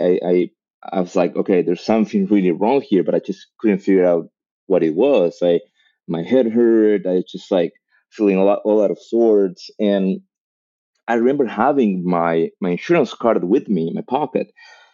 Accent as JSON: {"language": "English", "country": "Argentina", "tie": "born or raised there", "also_born_or_lived": "Mexico", "moved": "as an adult", "lives_now": "Los Angeles, United States", "said": "I was born in Argentina."}